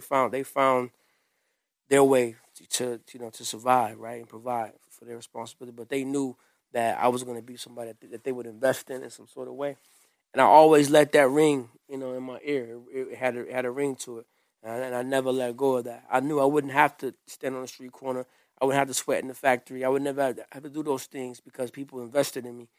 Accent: Grand Rapids, Michigan, United States; I grew up here in Grand Rapids on the Southeast side.

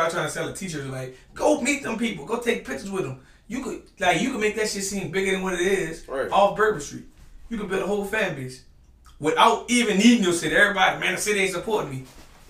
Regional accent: New Orleans, Louisiana, United States; Like, I'm from New Orleans.

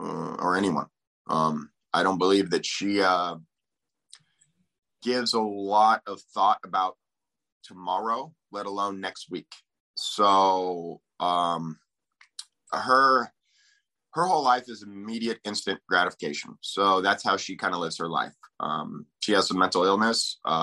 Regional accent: Aberdeen, Washington, United States; Aberdeen, Washington.

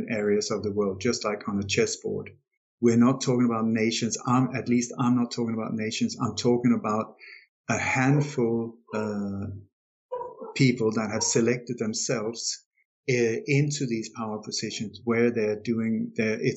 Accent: Denmark; I was born in Denmark

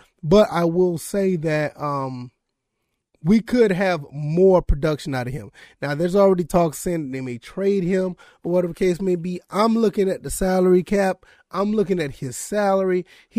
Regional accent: Georgia, United States; because I'm from Georgia.

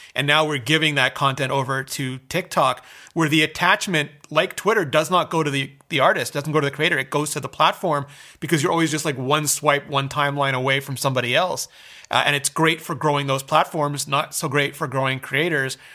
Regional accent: Canada; I'm Canadian

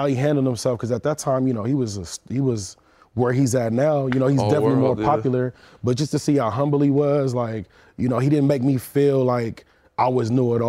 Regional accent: California, United States; I'm from out here

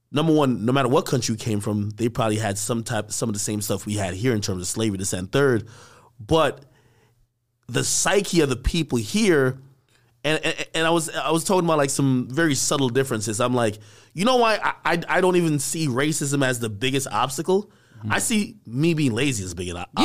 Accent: Jamaica; now in United States; I grew up in Jamaica

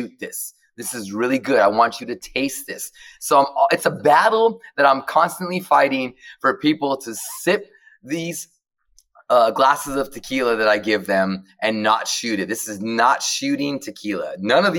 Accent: United States; I'm from the border of Mexico. So I was raised 9 blocks from the fence

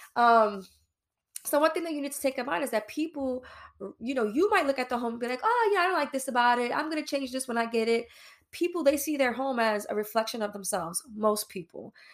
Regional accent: New York City, New York, United States; now in New Jersey, United States; locally based in New Jersey, born and raised in New York, East New York, Brooklyn

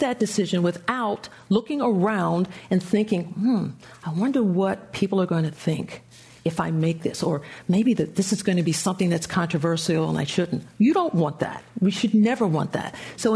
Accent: just outside of Philadelphia, Pennsylvania, United States; moved away as an adult; I grew up just outside of Philadelphia

